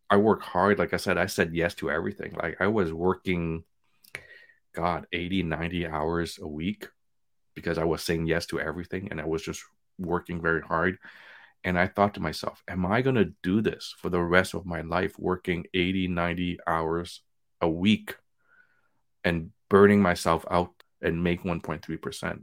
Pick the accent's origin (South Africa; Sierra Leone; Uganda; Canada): Canada; Montreal, Quebec; moved away as an adult; also born or lived in Vietnam; now in Toronto, Canada; We grew up in Montreal with nothing.